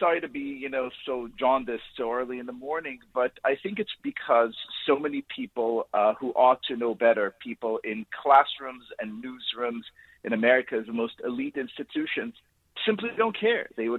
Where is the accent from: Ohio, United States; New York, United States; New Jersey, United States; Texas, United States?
New York, United States; New York City; 7,000 people in my hometown, New York City alone